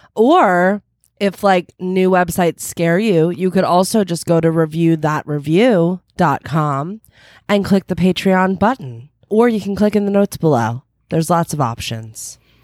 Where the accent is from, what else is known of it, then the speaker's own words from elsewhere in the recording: New Jersey, United States; also born or lived in Philadelphia; now in Los Angeles, United States; I've lived in New Jersey for my, I, I, for my entire childhood, and I'm from